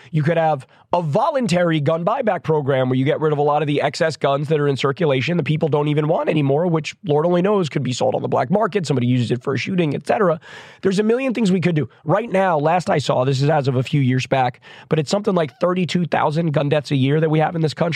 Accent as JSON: {"language": "English", "country": "United States", "said": "I'm an American"}